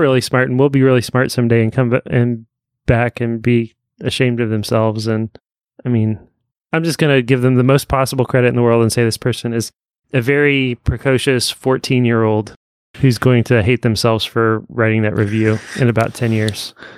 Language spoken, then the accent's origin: English; Evansville, Indiana, United States; growing up in Evansville